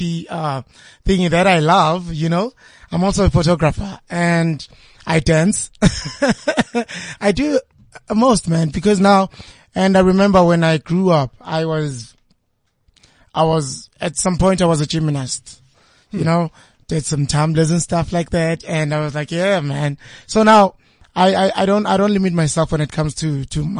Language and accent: English; Johannesburg, Gauteng, South Africa; also born or lived in Pretiatlan; now in Johannesburg, South Africa; I grew up in Meadowlands first half, in zone 10. And then my parents moved, from Meadowlands. Then we went to Pretiatlan.